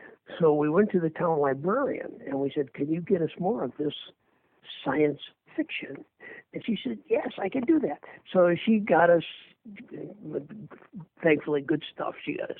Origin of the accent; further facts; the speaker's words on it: Earlville, Illinois, United States; moved away as an adult; also born or lived in Berwyn, Illinois; now in Boston, United States; I grew up in a little farm town called Earlville, Illinois, which is 72 miles kind of southwest of Chicago